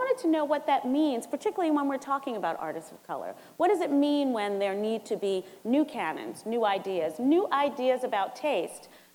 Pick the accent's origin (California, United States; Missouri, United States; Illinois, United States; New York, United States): New York, United States; New York City; I'm from St. Albans, Queens